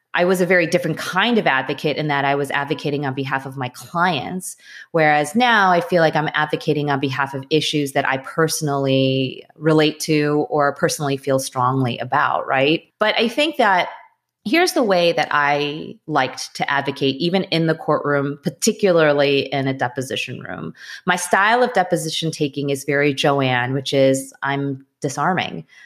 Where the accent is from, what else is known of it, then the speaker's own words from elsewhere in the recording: Wilmette, Illinois, United States; also born or lived in Winnetka, Illinois; I grew up in Wilmette, so in that area, and I went to high school in Winnetka.